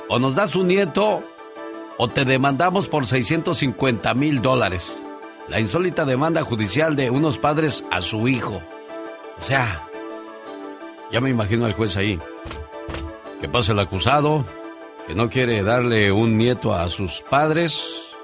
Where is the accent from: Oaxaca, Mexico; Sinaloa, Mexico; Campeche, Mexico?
Sinaloa, Mexico; A ver, un día salí de Sinaloa pero Sinaloa nunca salió de mí.